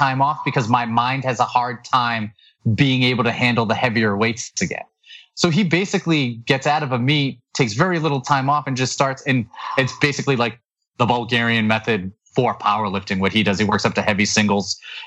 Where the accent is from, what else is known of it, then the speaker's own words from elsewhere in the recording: New England, United States; I'm from New England